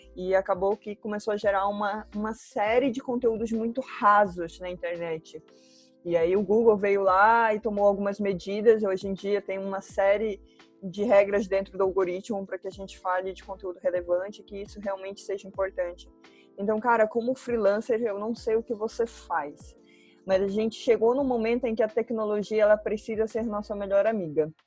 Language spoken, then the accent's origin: Portuguese; Belém, Pará, Brazil; now in Curitiba, Brazil; Moro em Curitiba, mas não sou daqui, eu sou paraense, por sinal, uhum. sou de Belém